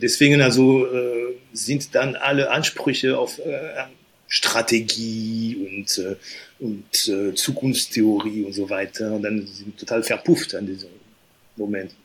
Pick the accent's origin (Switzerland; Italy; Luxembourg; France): France; Normandy; moved away; aufgewachsen bin ich in der Normandie